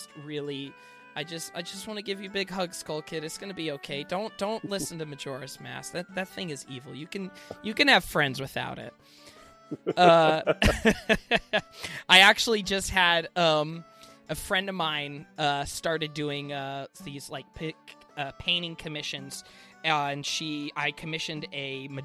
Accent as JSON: {"language": "English", "region": "Alaska", "country": "United States", "tie": "born or raised there", "moved": "yes", "said": "I grew up in Alaska and I'm not living there anymore"}